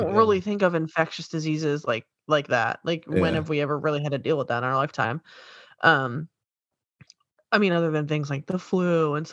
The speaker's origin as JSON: {"language": "English", "region": "New York", "country": "United States", "tie": "born or raised there", "moved": "yes", "lives_now": "Virginia, United States", "said": "I'm born and raised in New York"}